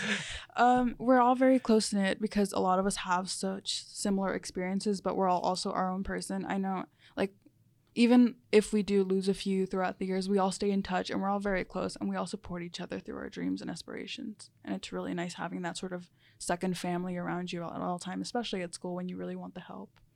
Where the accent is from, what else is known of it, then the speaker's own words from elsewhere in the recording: Charlotte, North Carolina, United States; first language Spanish; English is a second language; also born or lived in New Jersey; Most of my life, I've been here since about, I was about six years old